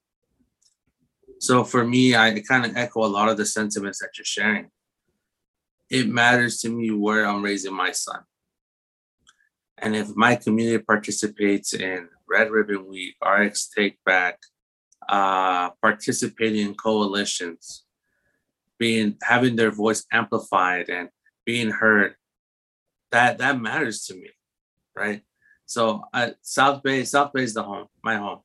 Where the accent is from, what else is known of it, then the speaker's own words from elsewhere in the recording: Guatemala; my background, I'm from Guatemala, so Latinx background